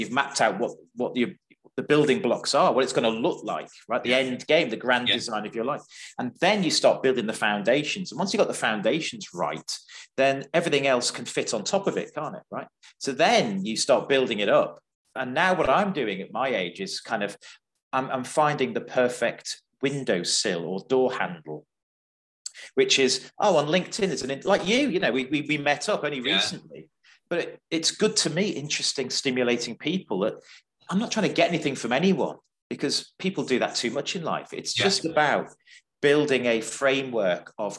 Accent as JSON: {"language": "English", "region": "North West England", "country": "United Kingdom", "moved": "yes", "said": "I'm a Northerner as well, so I still keep in touch with some of my friends from the Wirral and Liverpool and Cheshire and stuff"}